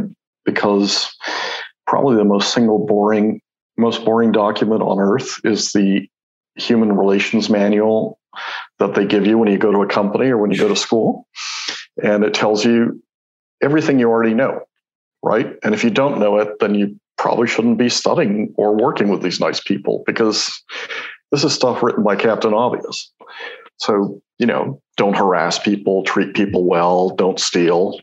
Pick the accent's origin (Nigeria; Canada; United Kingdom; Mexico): Mexico; moved away; So I grew up in Mexico